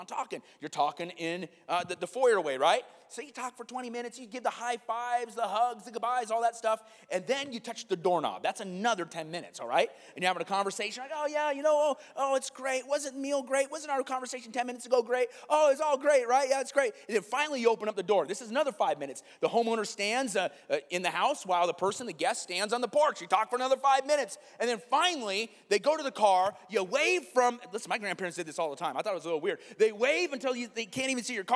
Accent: Iowa, United States; me growing up in Iowa

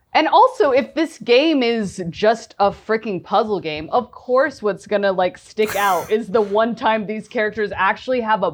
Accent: Virginia, United States; I grew up in Northern Virginia.

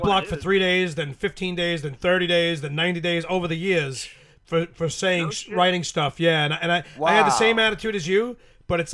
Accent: New York, United States; I'm from New York, so it's very liberal.

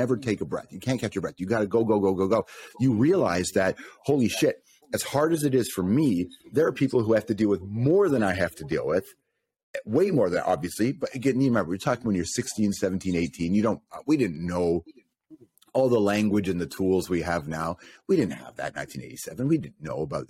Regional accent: Toronto, Ontario, Canada; also born or lived in Rexdale / Malton; I grew up in North York, so I went from Jane and Wilson, Jane and Finch to Rex

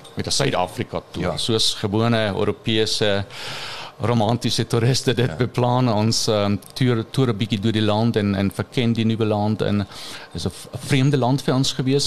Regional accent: 100 km east of Munich, Bavaria, Germany; Afrikaans is a second language; moved away as an adult; now in Orania, South Africa; Ons kom van die suide van Duitsland. 100 km in die ooste van München. Ons het daar groot geraak

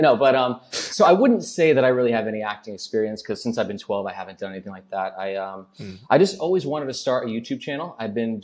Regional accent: United States; moved away as an adult; also born or lived in Portugal / Thailand / Mexico / Colombia; now in Hong Kong; I'm from the States

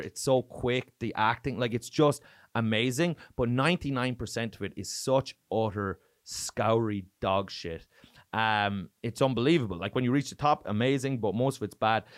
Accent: Ireland; accent: Irish; moved away as an adult; now in Oslo, Norway; growing up in Ireland

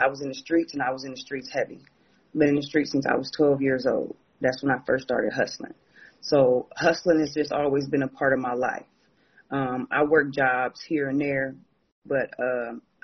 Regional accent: Akron, Ohio, United States; now in Florida, United States; I am originally from Akron, Ohio. I am what they would call a Floridian now. I've been here 25 years

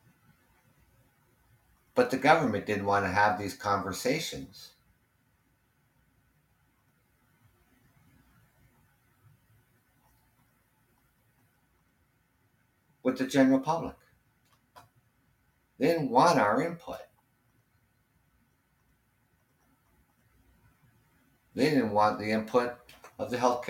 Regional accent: Canada; I'm Canadian

